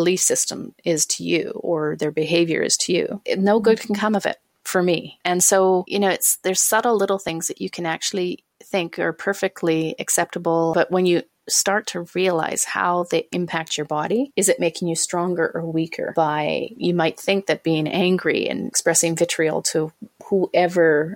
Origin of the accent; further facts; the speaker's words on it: Canada; I'm Canadian. I live in Canada.